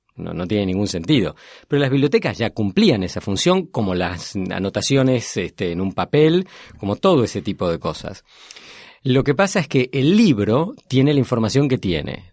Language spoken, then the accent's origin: Spanish; Argentina; soy argentino, enseño en Northwestern University